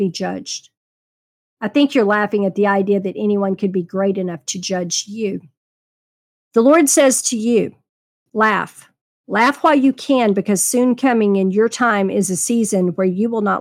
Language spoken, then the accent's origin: English; Texas, United States; I was raised in Texas